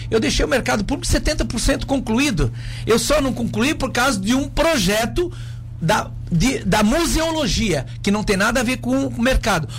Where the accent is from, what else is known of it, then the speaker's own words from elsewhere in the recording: Pescaria Brava, Santa Catarina, Brazil; also born or lived in Laguna; eu quero dar minha contribuição como filho da terra de Pescaria Brava